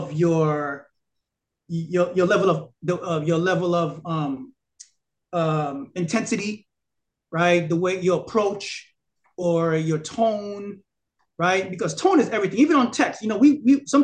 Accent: New York City, New York, United States; I'm from Brooklyn. You know how I behave. You know how I talk

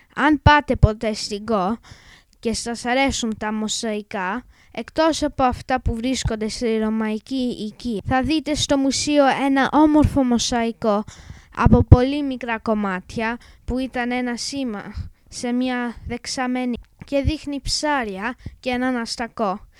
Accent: England, United Kingdom; Greek is a second language; είμαι έντεκα και είμαι Άγγλος

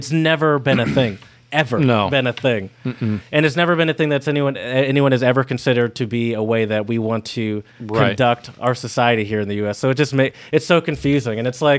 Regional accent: Michigan, United States; Because I come from Michigan, where you can buy any sort of alcoholic beverage in any sort of store

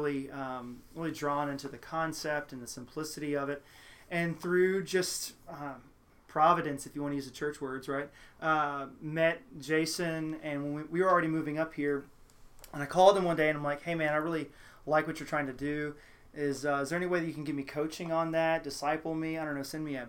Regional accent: Louisiana, United States; also born or lived in Houston, Texas; now in Cincinnati, United States; I grew up in Louisiana

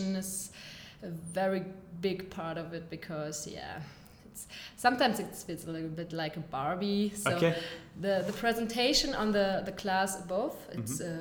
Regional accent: Ochtrup, North Rhine-Westphalia, Germany; English is a second language; moved away as an adult; now in Cologne, Germany; Ochtrop. It's a very small. It's near Münster.

